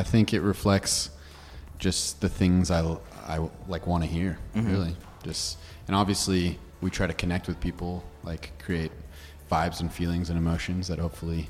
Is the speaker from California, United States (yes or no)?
yes; Merced, California, United States; now in Seattle, United States; Born in Merced, California, and I reside in Seattle as well.